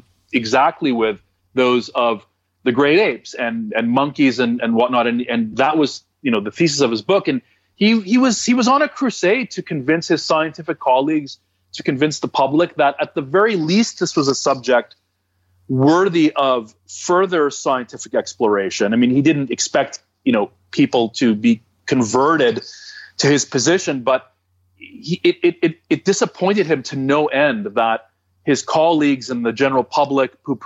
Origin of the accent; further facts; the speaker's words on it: Toronto, Ontario, Canada; I'm from Toronto